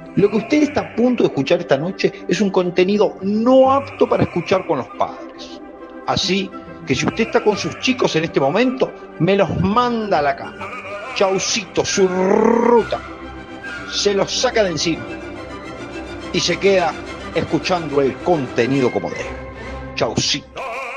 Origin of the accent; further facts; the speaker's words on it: Argentina; no soy argentino